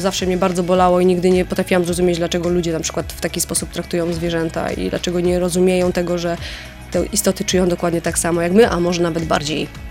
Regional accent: Bytom, Silesian Voivodeship, Poland; ja jestem z Bytomia

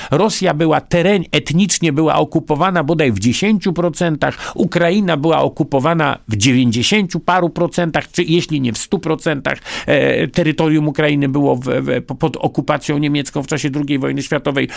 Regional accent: Poland; first language Polish; urodziłem się Polakiem i umrę Polakiem i niezależnie od tego, jak bardzo głęboko jest we mnie język rosyjski, a niestety jest, zawsze będzie moim pierwszym językiem język polski

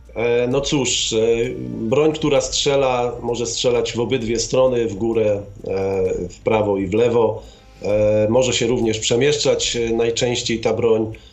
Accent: Gdańsk, Pomeranian Voivodeship, Poland; urodziłem się w Gdańsku

